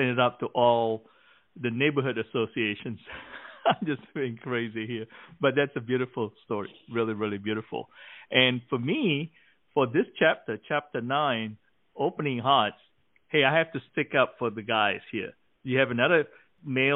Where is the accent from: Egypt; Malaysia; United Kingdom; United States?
Malaysia; moved away; When I was growing up in Malaysia, we have a couple of house cats